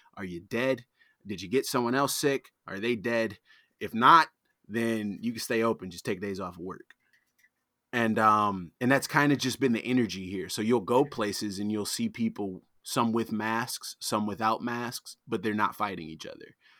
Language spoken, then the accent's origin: English; Detroit, Michigan, United States; also born or lived in Arizona / Arlington, Virginia; I'm born and raised in Detroit. I've lived other places. I've lived in, like, Arizona. I've lived in Virginia, in Arlington